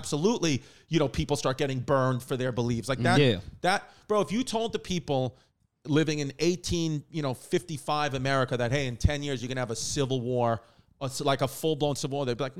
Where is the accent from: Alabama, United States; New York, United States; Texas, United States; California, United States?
New York, United States; New York City; I'm, you know, from New York too, Queens, Brooklyn area. So I think that, with being New Yorkers too